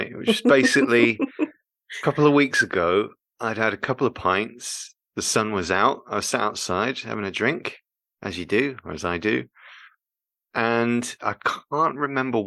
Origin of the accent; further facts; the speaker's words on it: United Kingdom; I'm British